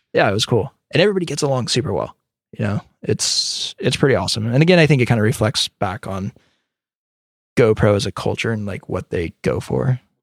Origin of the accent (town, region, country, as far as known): California, United States; also born or lived in Birmingham, Alabama